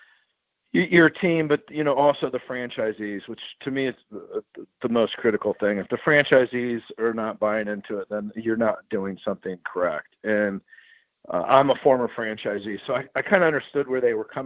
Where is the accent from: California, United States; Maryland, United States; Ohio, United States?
Ohio, United States; Dayton; I happen to be from Dayton. I grew up in Dayton.